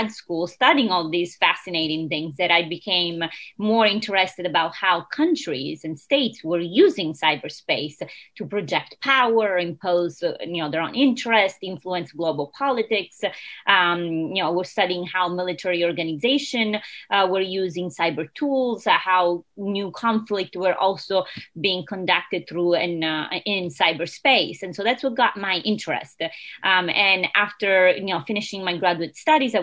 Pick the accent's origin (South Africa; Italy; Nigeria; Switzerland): Italy; English is a second language; moved away as an adult; now in Rhode Island, United States; I was originally born and raised in Italy. Lived more than half of my life elsewhere